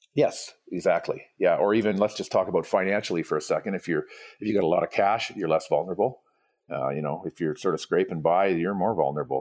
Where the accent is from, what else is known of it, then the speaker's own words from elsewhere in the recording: Vancouver Island, British Columbia, Canada; now in Canmore, Canada; I grew up on the West Coast of Canada, um, Vancouver Island